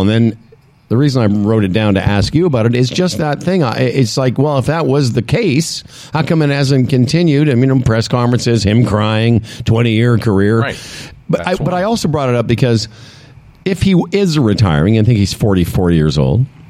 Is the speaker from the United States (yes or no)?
no; Saskatchewan, Canada; moved away; I'm from Saskatchewan originally